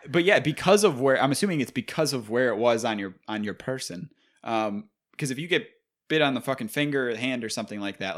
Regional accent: Buffalo, New York, United States; we are from Buffalo

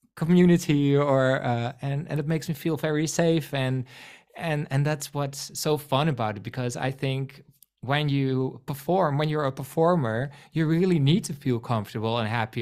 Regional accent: Netherlands; accent: Rotterdam-like; first language Dutch; English is a second language; I am from the Netherlands, so English is not my first language.

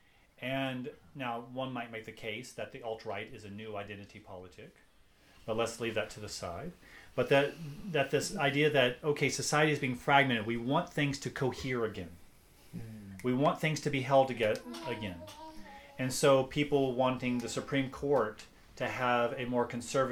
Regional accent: United States; I'm American

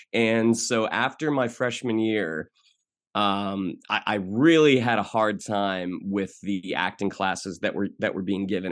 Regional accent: Orlando, Florida, United States; moved away as an adult; now in Los Angeles, United States; I grew up in Orlando

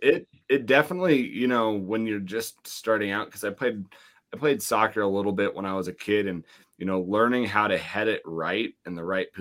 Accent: Laurel, Montana, United States; my hometown of Laurel, Montana

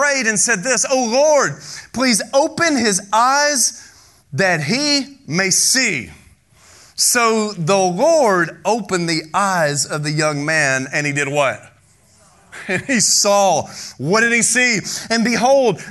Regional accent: United States; we're an American. It's nice and it's safe here

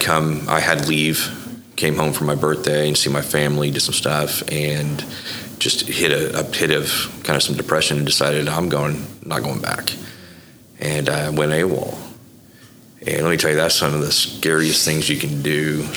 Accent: Bethany, Oklahoma, United States; also born or lived in Florida; I, I, really grew up in Bethany uh, through the, the, formative years.

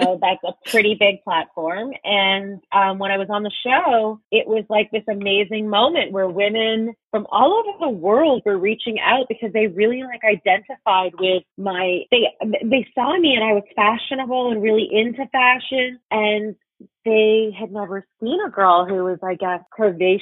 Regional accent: Toronto, Ontario, Canada; I grew up in Etobicoke in Toronto

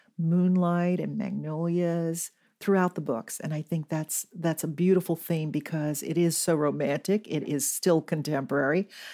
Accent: Atlanta, Georgia, United States; I am personally from Atlanta

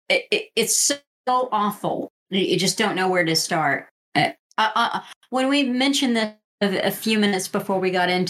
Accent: Japan; English is a second language; Uh, I'm from Japan

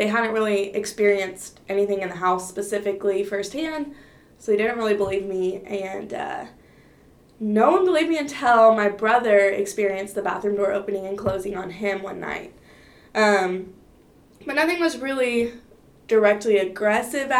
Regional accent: Fort Worth, Texas, United States; I'm originally from Fort Worth

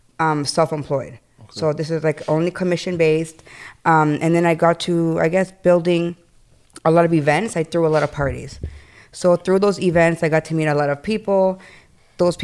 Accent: Toronto, Ontario, Canada; also born or lived in Ecuador; I was born in Canada, Toronto, Jane and Finch

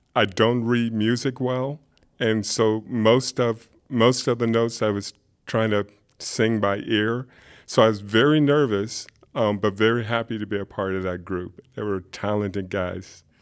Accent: Alexandria, Virginia, United States; also born or lived in upstate New York; now in Augusta, United States; I grew up in Alexandria, Virginia. and spend most of my life in upstate New York

